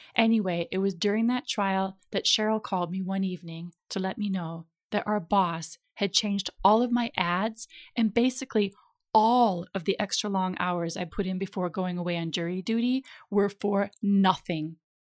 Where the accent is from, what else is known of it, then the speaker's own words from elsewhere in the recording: Minnesota, United States; moved away as an adult; also born or lived in California; I was from Minnesota